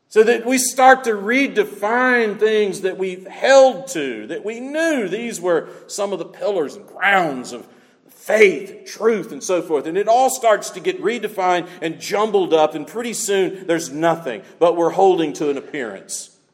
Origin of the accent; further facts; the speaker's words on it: the South, United States; moved away; growing up in the South is one thing